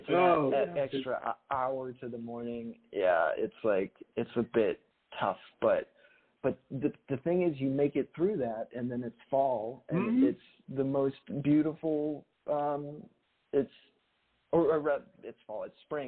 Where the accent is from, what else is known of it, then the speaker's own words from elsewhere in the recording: Bridgewater, Massachusetts, United States; moved away; I grew up in Massachusetts